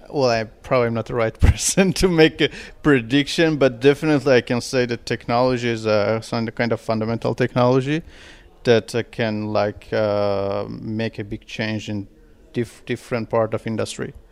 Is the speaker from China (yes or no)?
yes; China; Yeah, I'm from China.